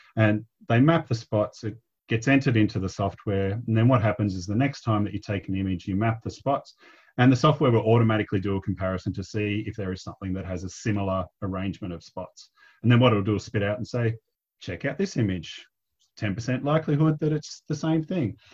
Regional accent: Victoria, Australia; moved away as an adult; also born or lived in Cronulla, New South Wales; I grew up in Victoria.

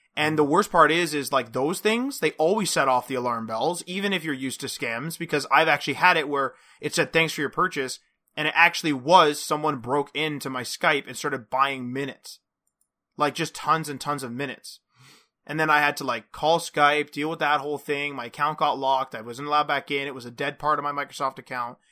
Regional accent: Canada; we're Canadian

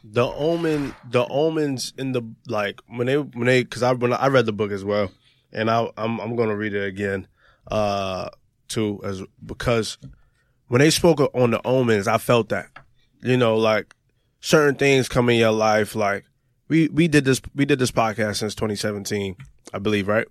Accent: New York, United States; this kid from New York

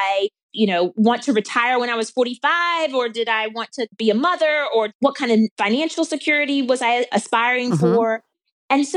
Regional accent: the South, United States; I grew up in the South. I grew up in a rural town.

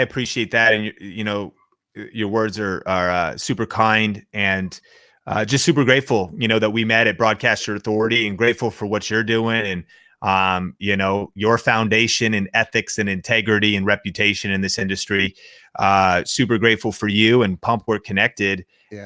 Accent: Seattle, Washington, United States; moved away; growing up in Seattle, Washington

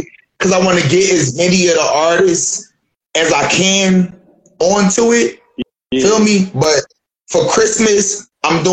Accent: Philadelphia, Pennsylvania, United States; also born or lived in Florida; now in Dayton, United States; I'm from Philly, but I live in Dave right now.

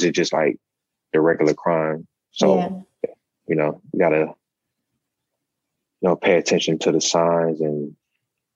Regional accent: Milwaukee, Wisconsin, United States; born or raised there

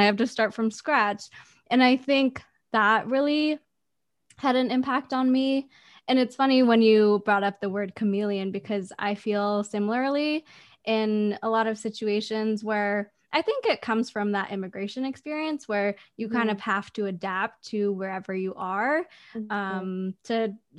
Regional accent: Vancouver, British Columbia, Canada; also born or lived in China; So I was born in China and moved to Vancouver when I was 4.

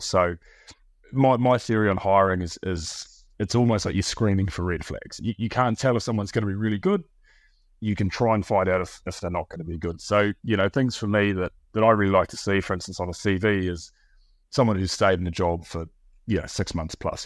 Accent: New Zealand; now in Bristol, United Kingdom; my wife is, uh, is, is French and I'm from New Zealand.

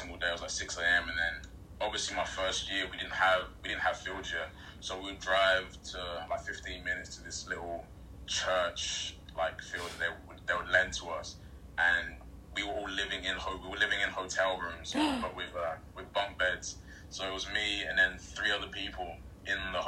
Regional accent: London, United Kingdom; moved away as an adult; also born or lived in Arizona / Akron; I'm from East London, obviously in the UK.

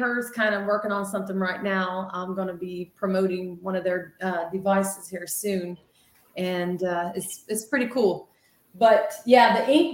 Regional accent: Ohio, United States; We're from Ohio

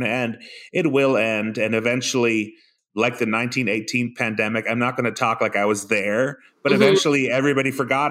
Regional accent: Forest Lake, Minnesota, United States; moved away as an adult; also born or lived in Iceland / San Diego / San Francisco; My dad wanted me to stay in this little podunk town in Minnesota called Forest Lake

